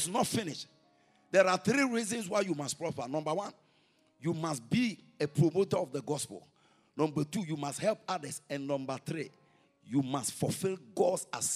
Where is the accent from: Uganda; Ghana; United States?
Ghana; we are from Ghana